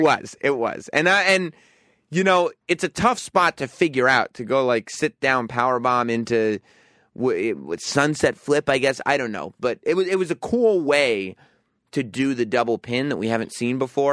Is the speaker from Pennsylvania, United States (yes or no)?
no; New York, United States; also born or lived in England; I grew up in New York and spent a few years in England